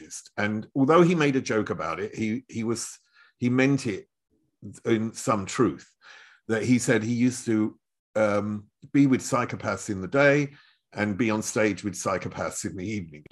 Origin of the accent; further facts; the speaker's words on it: Chelmsford, East of England, United Kingdom; now in Germany; I was brought up in Chelmsford, which is the other side of London.